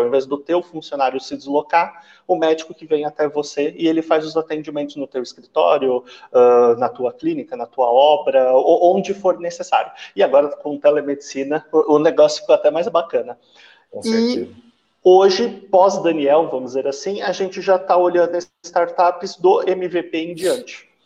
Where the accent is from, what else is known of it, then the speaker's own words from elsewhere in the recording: São Paulo, Brazil; now in Triângulo Mineiro, Brazil; hoje eu estou no Triângulo, só que eu sou de São Paulo, meu, meu sotaque já entrou eu não sou daqui